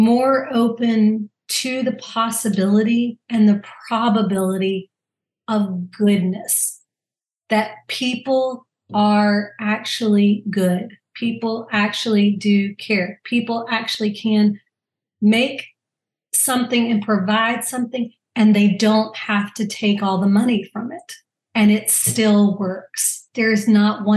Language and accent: English; Louisiana, United States; I'm from Louisiana